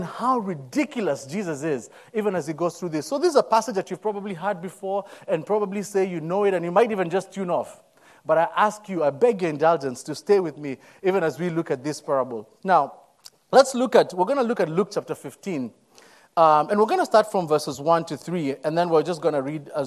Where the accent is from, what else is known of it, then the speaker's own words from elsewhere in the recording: Nairobi, Kenya; moved away as an adult; I'm born and raised in Nairobi, Kenya. Came into this country as an international student a few years ago